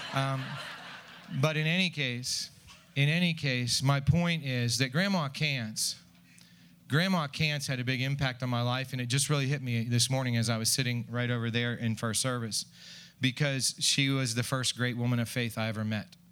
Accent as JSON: {"language": "English", "country": "United States", "said": "I'm an American"}